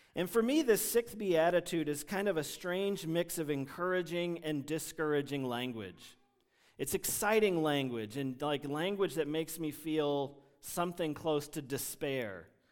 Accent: United States; English-speaking Americans

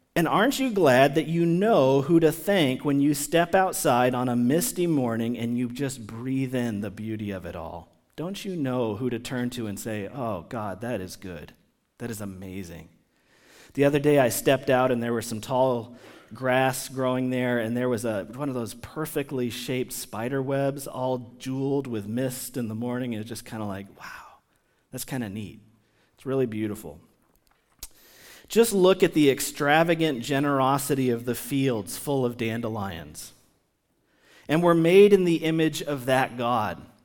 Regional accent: United States; somebody who has lived among the American people my entire life

